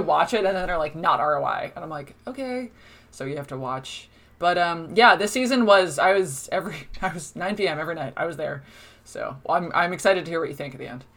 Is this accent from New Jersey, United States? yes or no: yes; Toms River, New Jersey, United States; moved away as an adult; also born or lived in Boston; now in Dublin, Ireland; I'm from Tom's River, which is where Seaside Heights is